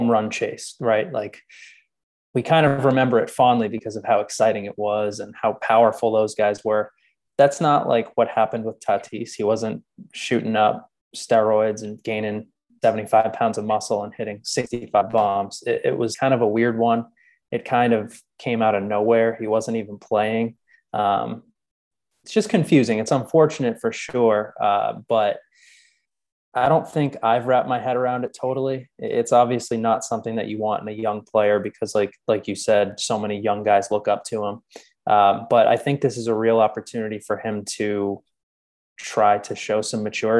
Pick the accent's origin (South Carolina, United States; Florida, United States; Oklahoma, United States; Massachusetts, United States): Massachusetts, United States; Boston; I was born and raised in the Boston area.